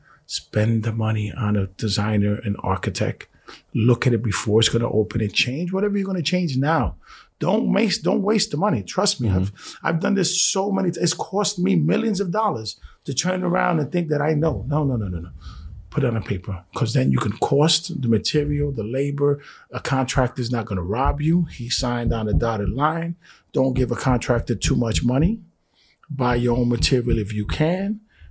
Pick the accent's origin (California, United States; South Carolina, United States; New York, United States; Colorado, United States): New York, United States; Bronx; You know, listen. I'm from the Bronx. I'm Puerto Rican.